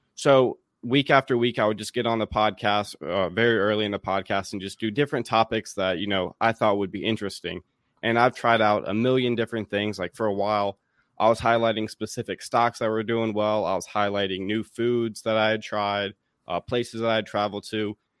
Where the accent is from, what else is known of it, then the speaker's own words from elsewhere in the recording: Raleigh, North Carolina, United States; moved away as an adult; also born or lived in Davis and Elkins College, West Virginia; now in Washington, D.C., United States; I'm from Raleigh, North Carolina